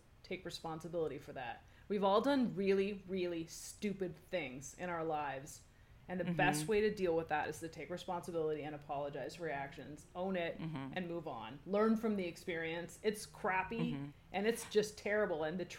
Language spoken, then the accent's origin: English; South Africa; now in Lucca, Italy; I was born and raised in South Africa to Italian parents and moved to Italy a few years ago. I live in Lucca, Tuscany.